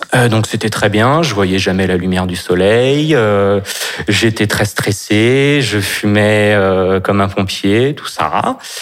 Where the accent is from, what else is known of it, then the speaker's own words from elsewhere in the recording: Nantes, Pays de la Loire, France; now in Paris, France; je suis né à Nantes et j'habite en ce moment à Paris